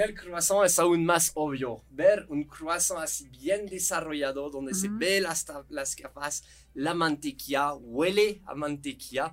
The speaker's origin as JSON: {"language": "Spanish", "country": "France", "also_born_or_lived": "Guanajuato, Mexico", "second_language": "Spanish", "moved": "as an adult", "lives_now": "Mexico", "said": "somos franceses, expertos del pan"}